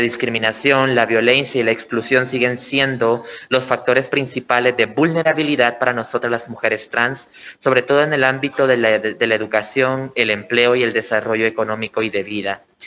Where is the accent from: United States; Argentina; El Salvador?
El Salvador; que soy del Salvador